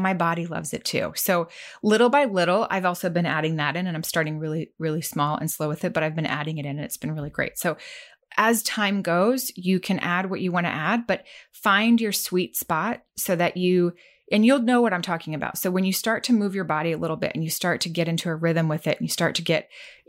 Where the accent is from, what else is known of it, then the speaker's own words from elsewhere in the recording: Arkansas, United States; I grew up in Arkansas